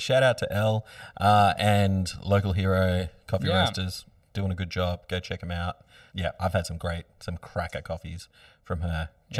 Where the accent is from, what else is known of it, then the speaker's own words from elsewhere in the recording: Bateau Bay, New South Wales, Australia; I grew up in Bateau Bay.